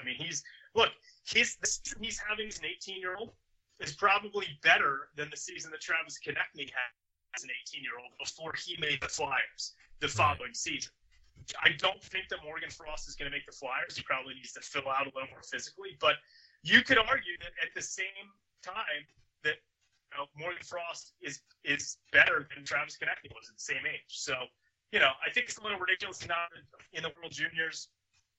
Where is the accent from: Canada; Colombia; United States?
Canada; a Canadian